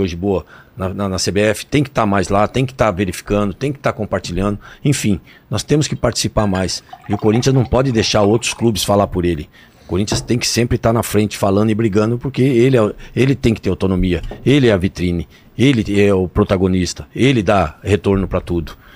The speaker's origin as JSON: {"language": "Portuguese", "region": "São Paulo", "country": "Brazil", "tie": "born or raised there", "also_born_or_lived": "Itambé, Paraná", "said": "Eu nasci no Paraná, vim para São Paulo de 4 para 5 anos. Eu nasci numa cidadezinha chamada Itambé"}